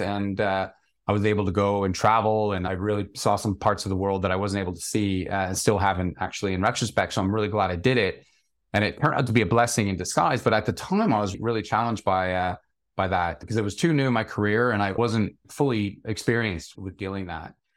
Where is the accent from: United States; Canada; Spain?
Canada; small town outside of Toronto, Ontario; moved away as an adult; now in London, United Kingdom; I grew up in a fairly small town outside of Toronto in Canada